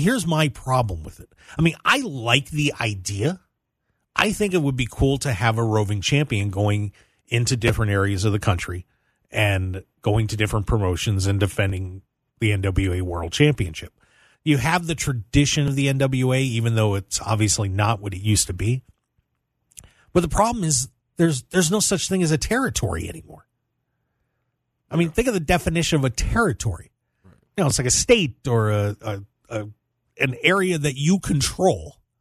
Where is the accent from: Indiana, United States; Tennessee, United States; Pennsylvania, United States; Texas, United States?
Pennsylvania, United States; South Central; now in Las Vegas, United States; I'm from South Central P